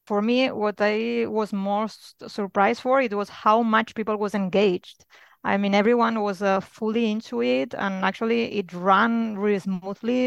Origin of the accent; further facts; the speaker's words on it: Barcelona, Catalonia, Spain; moved away as an adult; now in Luxembourg; I'm from Barcelona, but I have settled with my family in Luxembourg